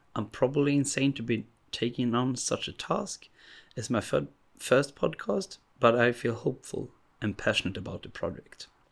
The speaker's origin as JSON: {"language": "English", "country": "Sweden", "second_language": "English", "said": "I'm from Sweden"}